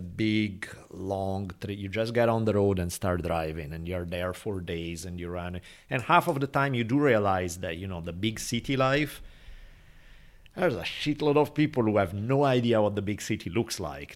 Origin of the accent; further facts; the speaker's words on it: Italy; moved away; growing up in Italy